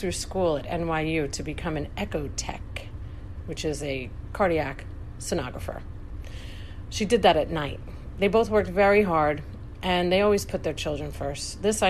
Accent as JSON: {"language": "English", "town": "East Rockaway", "region": "New York", "country": "United States", "tie": "born or raised there", "said": "I grew up in East Rockaway, New York, with very loving, non-alcoholic Irish immigrant parents. Yes, non-alcoholic and Irish."}